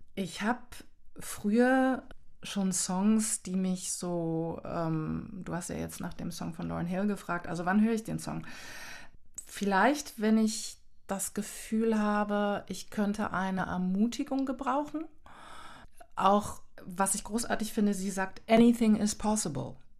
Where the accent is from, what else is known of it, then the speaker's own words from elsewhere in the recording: Germany; also born or lived in Canada; mit meinem kanadischen Hintergrund, aber auch in Deutschland ja sozialisiert. Ich denke, ich habe auch keinen Akzent oder sowas.